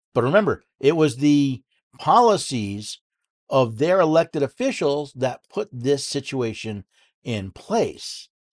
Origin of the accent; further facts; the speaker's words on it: outside of Albany, upstate New York, United States; moved away; I was born in New York City, moved upstate when I was ten, outside of Albany